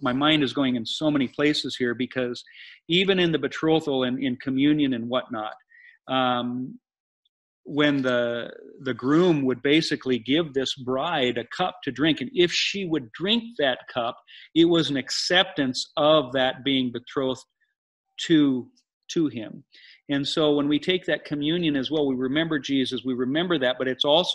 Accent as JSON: {"language": "English", "country": "United States", "tie": "born or raised there", "said": "growing up in America"}